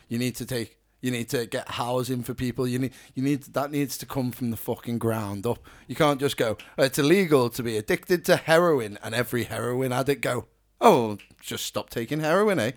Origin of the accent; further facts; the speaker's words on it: Ellesmere Port, North West England, United Kingdom; we're from Ellesmere Port